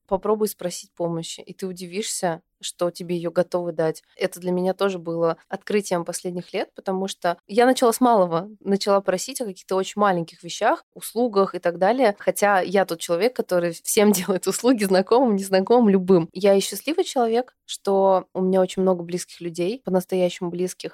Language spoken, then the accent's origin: Russian; Almaty, Kazakhstan; moved away; Я выросла в Казахстане, я родилась в Алмате, в замечательном южном городе